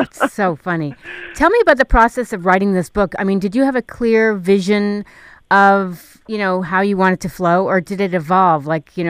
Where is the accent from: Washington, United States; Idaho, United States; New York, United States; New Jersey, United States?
New York, United States; I grew up in New York.